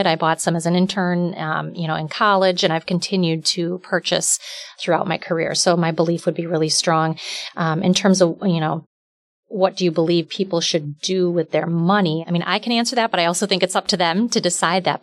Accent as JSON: {"language": "English", "area": "outside the Milwaukee area", "region": "Wisconsin", "country": "United States", "tie": "born or raised there", "said": "I grew up outside the Milwaukee area"}